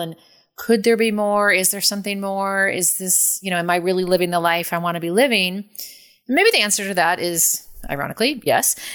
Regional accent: San Francisco, California, United States; I'm from San Francisco

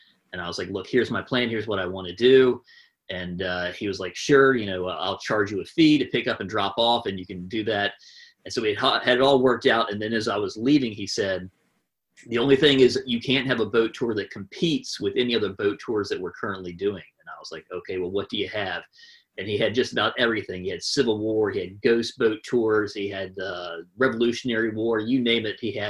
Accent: Colonial Heights, Virginia, United States; moved away as an adult; now in Charleston, United States; I am originally from Virginia, the Richmond area, a little south in the, actually Virginia's smallest city, Colonial Heights. But I've been in Charleston for almost 20 years now.

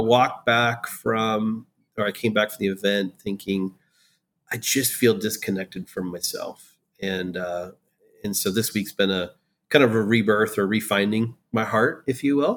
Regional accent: Iowa, United States; moved away as an adult; also born or lived in Florida / Pennsylvania; now in Raleigh, United States; Growing up in Iowa

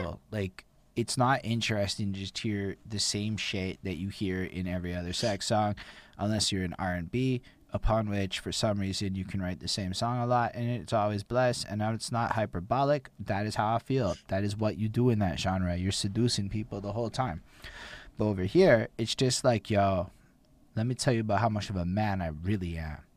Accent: Canada

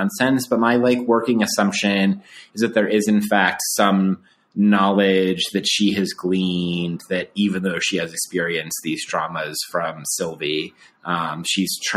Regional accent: outside of Denver, Colorado, United States; I grew up outside of Denver, Colorado

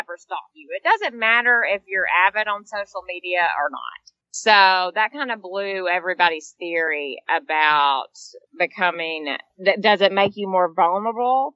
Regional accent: Dalton, Georgia, United States; moved away as an adult; also born or lived in Mountain View, California / New York / London; I was born and raised in Georgia.

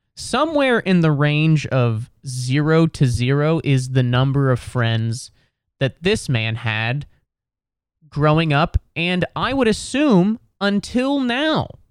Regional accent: Cincinnati, Ohio, United States; now in New York City, United States; I'm from Ohio, I'm from Cincinnati

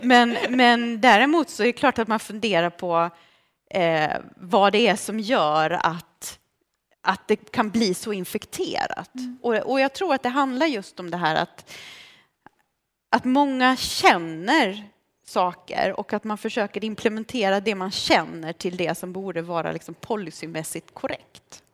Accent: Lund, Skåne, Sweden; Swedish is a second language; när jag kom till Lund 89 veckor innan muren föll och jag blev vald till klassens Lucia. Jag kunde ingen svenska, jag hade med mig en tolk

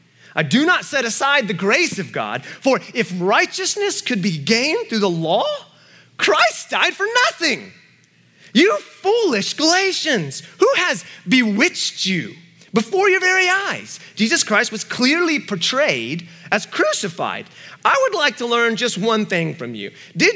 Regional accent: Atlanta, Georgia, United States; born there; I was born in Atlanta, for goodness sake, right?

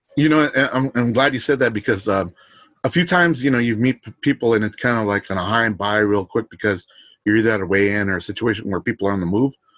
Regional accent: Los Angeles, California, United States; I'm from Los Angeles

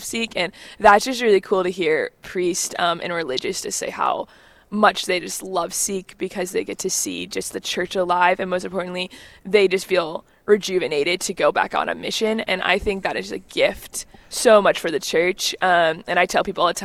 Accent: Kansas, United States; also born or lived in Rapid City, South Dakota; I'm a Kansan, I'm from the Midwest, I didn't grow up on a farm

